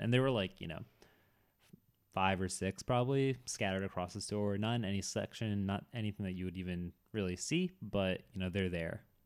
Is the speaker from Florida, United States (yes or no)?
no; Boston, Massachusetts, United States; I'm from the Boston area